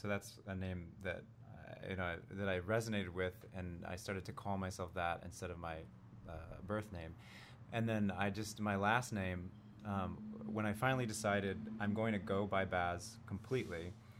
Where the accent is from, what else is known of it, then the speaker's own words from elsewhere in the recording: Cleveland, Ohio, United States; also born or lived in Plano, Texas / New Jersey; I claim Jersey and Cleveland.